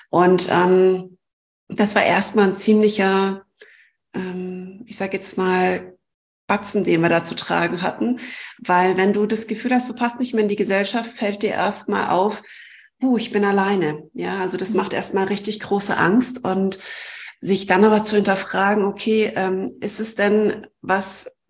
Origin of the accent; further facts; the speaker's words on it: Germany; obwohl ich eigentlich Deutsche bin, ähm, muss ich meine Heimat aufgeben